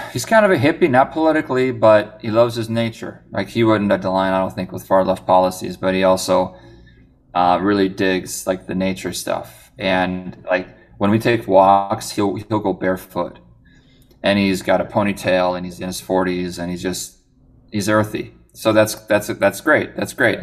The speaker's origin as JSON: {"language": "English", "region": "Minnesota", "country": "United States", "said": "I'm from Minnesota"}